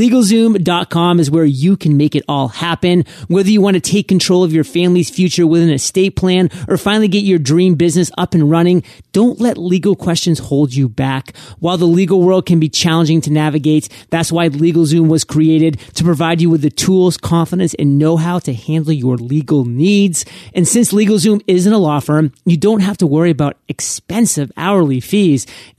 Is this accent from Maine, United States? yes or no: yes; Maine, United States; I mean, I'm from Maine, and there I was in Maine, and I was like, go west, son, go west.